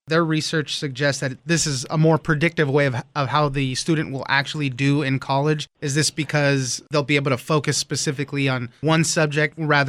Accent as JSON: {"language": "English", "region": "West Coast", "country": "United States", "tie": "born or raised there", "said": "I grew up on the West Coast"}